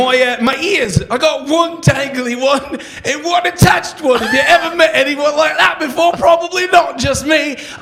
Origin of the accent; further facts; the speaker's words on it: Utah, United States; accent: Utah; as you can probably tell by my accent, I'm from Utah.